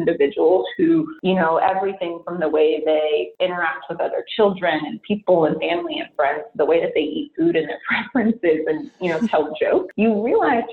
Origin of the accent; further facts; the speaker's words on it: San Francisco Bay Area, California, United States; born and raised in the San Francisco Bay Area